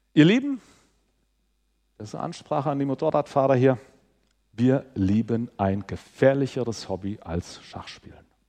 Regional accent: Southern Hesse, Germany; ich komme aus Südhessen.

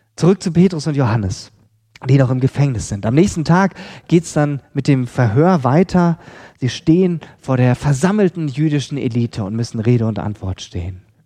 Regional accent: Lemgo, North Rhine-Westphalia, Germany; moved away; in Lemgo, in Lippe, Ostwestfalen, ähm, wo ich aufgewachsen bin.

